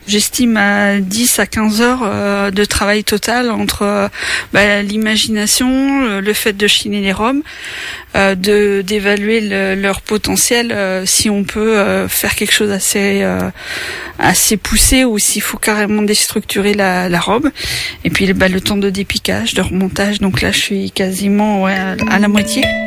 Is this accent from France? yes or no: yes; Craon, Pays de la Loire, France; also born or lived in Laval; je suis originaire de Cran, j'habite à bouchon les donc pas très loin